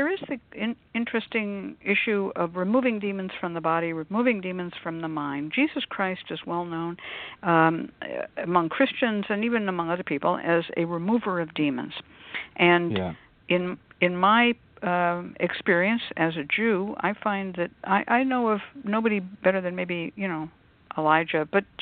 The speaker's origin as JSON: {"language": "English", "region": "Northern California", "country": "United States", "tie": "born or raised there", "also_born_or_lived": "Mendocino, California", "said": "I grew up here in Northern California"}